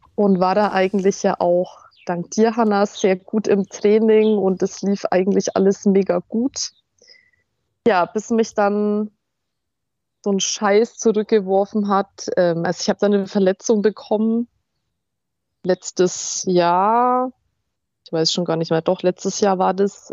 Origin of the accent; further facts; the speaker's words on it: Fürth, Bavaria, Germany; moved away; meine alten Heimat in Fürth